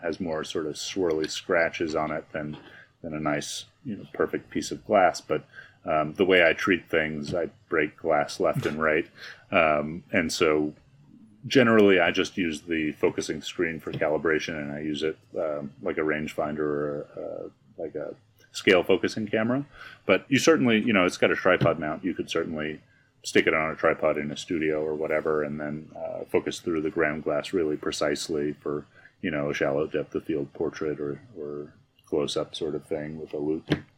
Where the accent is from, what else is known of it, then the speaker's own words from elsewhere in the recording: New York, United States; now in Albuquerque, United States; I grew up in New York